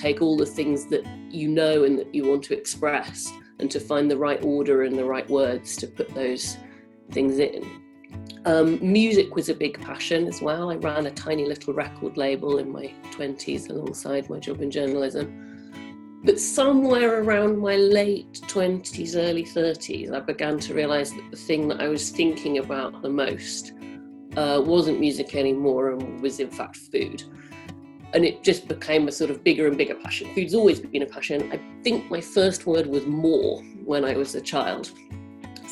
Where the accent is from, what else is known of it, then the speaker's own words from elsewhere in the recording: Cambridge, East of England, United Kingdom; also born or lived in Newcastle upon Tyne; I grew up in Cambridge, and that's why I have no northern accent